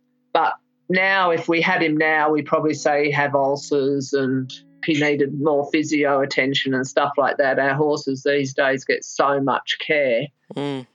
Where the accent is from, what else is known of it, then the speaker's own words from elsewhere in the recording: England, United Kingdom; also born or lived in Melbourne, Victoria, Australia; I was living in England from when I was a small child. I was born in Melbourne, but we went to England when I was 7